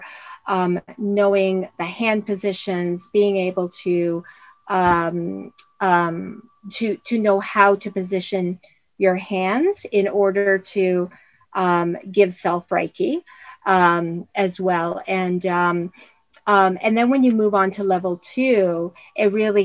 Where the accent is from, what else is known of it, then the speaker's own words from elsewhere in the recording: Windsor, Ontario, Canada; now in Orangeville, Canada; Windsor, my hometown